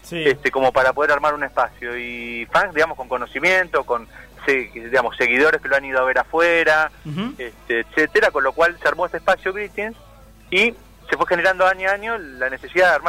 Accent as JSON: {"language": "Spanish", "country": "Argentina"}